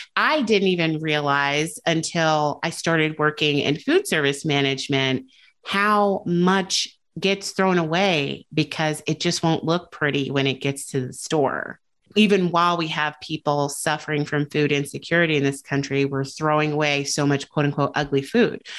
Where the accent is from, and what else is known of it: United States